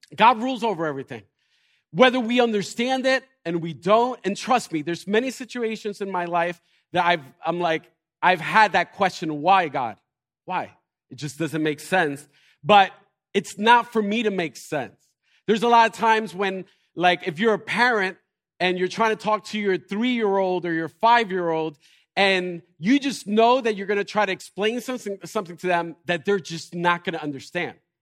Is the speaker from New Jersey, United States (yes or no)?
yes; Elizabeth, New Jersey, United States; I am from Elizabeth